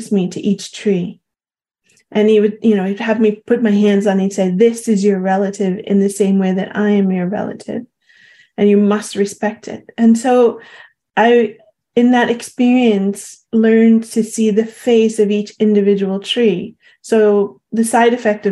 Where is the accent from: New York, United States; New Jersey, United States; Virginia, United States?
New York, United States; Long Island; growing up on Long Island